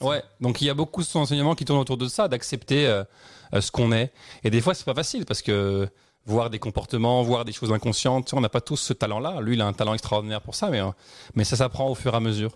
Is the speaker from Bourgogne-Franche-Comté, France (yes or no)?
yes; Dijon, Bourgogne-Franche-Comté, France; moved away as an adult; also born or lived in Paris / United States / Cuba; now in Quebec, Canada; je suis né à Paris. Après, j'ai vécu euh, dans une ville qui s'appelle Dijon. Et euh, vers 20 ans, je suis parti à l'étranger.